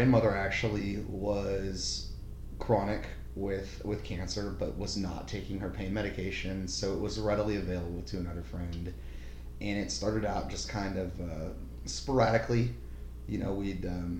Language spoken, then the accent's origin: English; Norman, Oklahoma, United States; I grew up locally here in Norman